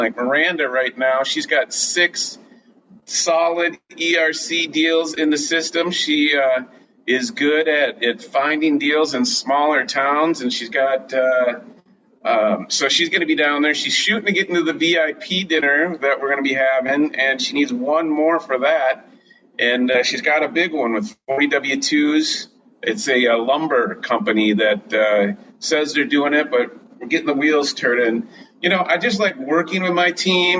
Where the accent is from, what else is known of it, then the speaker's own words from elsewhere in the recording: Minnesota, United States; I'm from Minnesota